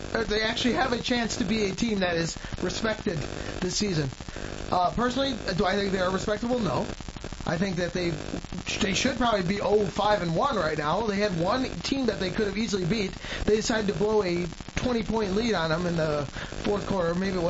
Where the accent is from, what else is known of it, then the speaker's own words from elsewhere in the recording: Dearborn, Michigan, United States; Dude, I'm not from Detroit. I'm from Dearborn.